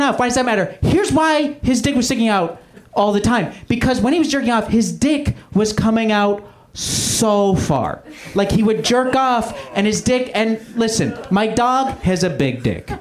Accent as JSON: {"language": "English", "country": "Canada", "moved": "yes", "lives_now": "United States", "said": "I'm a Canadian immigrant."}